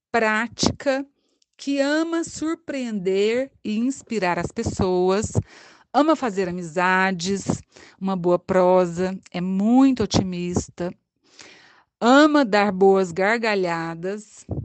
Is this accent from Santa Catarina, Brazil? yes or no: no; Anápolis, Goiás, Brazil; moved away as an adult; now in Itajubá, Brazil; Eu escolhi odontologia, abracei, saí de Anápolis em 1991 para cursar a odonto em Alfenas, daqui perto de nós.